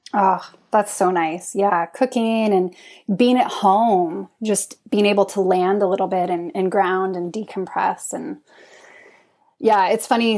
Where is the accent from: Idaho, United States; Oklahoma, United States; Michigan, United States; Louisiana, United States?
Idaho, United States; also born or lived in Utah / Trondheim, Norway; now in Oslo, Norway; I'm from Idaho, cold and snowy